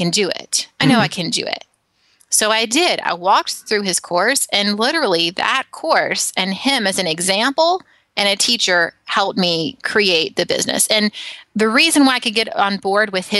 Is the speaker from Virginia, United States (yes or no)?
no; Alabama, United States; now in San Francisco, United States; when I was growing up in Alabama, I'm in San Francisco now, I grew up in Alabama